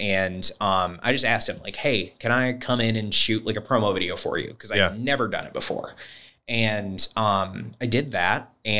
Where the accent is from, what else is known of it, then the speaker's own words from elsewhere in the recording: Wyoming, Michigan, United States; also born or lived in Kentwood / Byron Center; So I grew up in Wyoming. Wyoming, the town, not the state. We've moved around. So went from Wyoming to Door to Kentwood and back to Door. And then I moved to Byron Center.